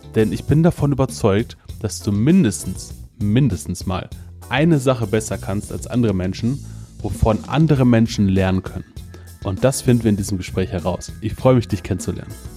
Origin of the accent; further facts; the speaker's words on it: Germany; wir als, als Deutsche